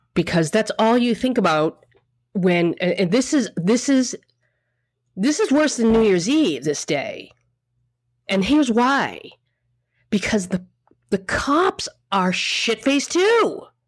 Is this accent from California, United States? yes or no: no; Boston, Massachusetts, United States; now in New York, United States; I'm from Boston.